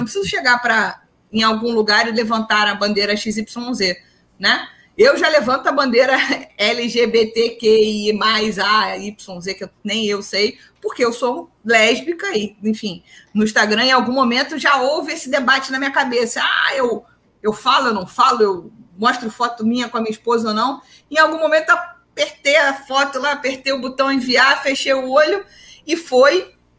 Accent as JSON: {"language": "Portuguese", "town": "Duque de Caxias", "region": "Rio de Janeiro", "country": "Brazil", "said": "eu sou de Caxias"}